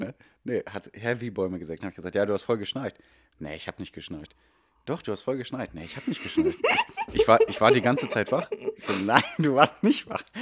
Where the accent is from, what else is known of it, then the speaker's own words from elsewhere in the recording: Ruhr area, North Rhine-Westphalia, Germany; Wir kommen eigentlich aus dem Ruhrgebiet